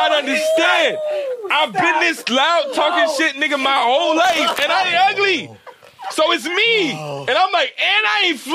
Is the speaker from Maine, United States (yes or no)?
no; Chicago, Illinois, United States; moved away; I'm from Chicago.